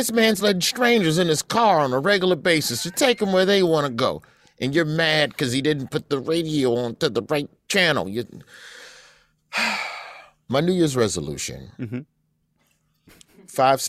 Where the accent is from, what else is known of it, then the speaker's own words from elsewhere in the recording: Alabama, United States; I'm from Alabama